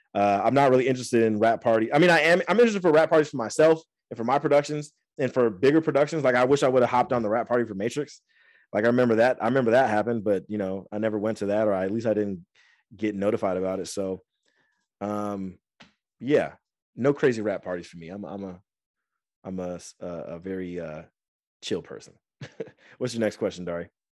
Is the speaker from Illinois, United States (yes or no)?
no; Angola, Indiana, United States; moved away as an adult; also born or lived in Fort Wayne, Indiana / Florida; now in California, United States; I love my hometown. I love Fort Wayne. I love Angola